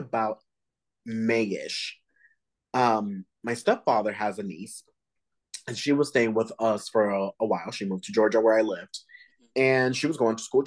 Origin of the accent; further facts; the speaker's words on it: Dominican Republic; I'm Latino, just like you. I'm from the Dominican Republic.